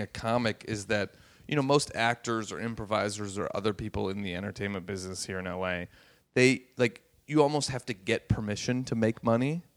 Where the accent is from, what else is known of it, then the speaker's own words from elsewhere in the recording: Los Angeles, California, United States; also born or lived in San Francisco; growing up in Los Angeles and San Francisco and places like